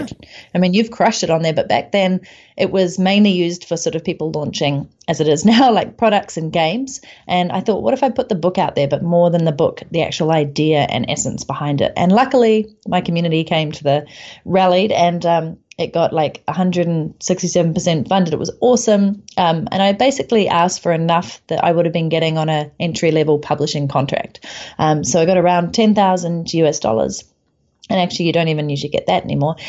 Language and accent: English; New Zealand; moved away as an adult; I came back to my home country of New Zealand